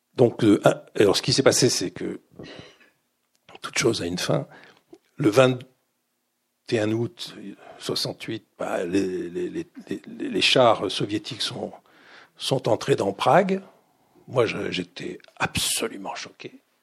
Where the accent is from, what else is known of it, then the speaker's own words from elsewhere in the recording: Grenoble, Auvergne-Rhône-Alpes, France; moved away as an adult; also born or lived in Paris; je, vis chez mes parents à Grenoble, ma mère est directrice d'école, on, vit dans l'appartement de, cette école euh, à Grenoble